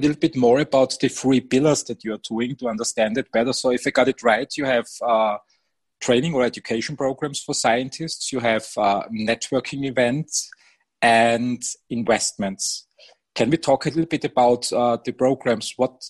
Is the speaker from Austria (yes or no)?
yes; Styria, Austria; moved away; I'm from Styria